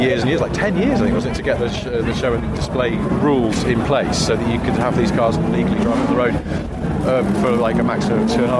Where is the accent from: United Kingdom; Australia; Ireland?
United Kingdom; Wilmslow, North West England; I grew up in Wilmington, it's a weird place, there's too much money sloshing around in the 80s